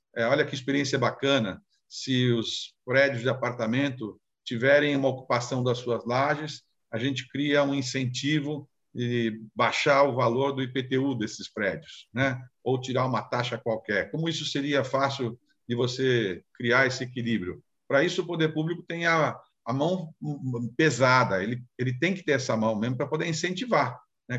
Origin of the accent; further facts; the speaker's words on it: São Vicente, São Paulo, Brazil; lá em São Vicente, né, onde eu, onde, da minha terra de origem lá